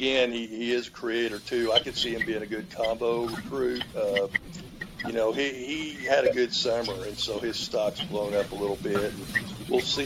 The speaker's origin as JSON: {"language": "English", "region": "Oklahoma", "country": "United States", "said": "I'm from Oklahoma"}